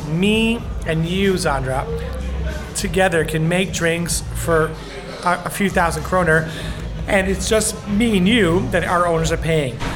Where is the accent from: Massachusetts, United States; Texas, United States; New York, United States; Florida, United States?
New York, United States; New York City; moved away as an adult; now in Stockholm, Sweden; I'm from Bayside, Queens, New York City